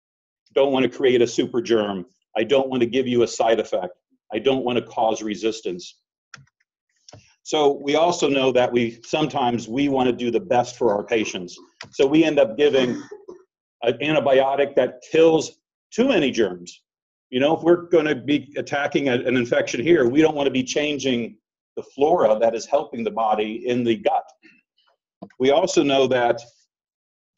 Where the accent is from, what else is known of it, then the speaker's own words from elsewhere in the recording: Florida, United States; I'm from Florida, and I work at the University of South Florida in Tampa